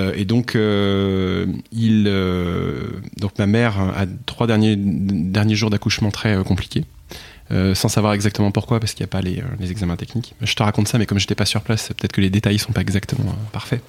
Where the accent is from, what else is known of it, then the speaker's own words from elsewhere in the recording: Picardy, Hauts-de-France, France; moved away; je suis de Picardie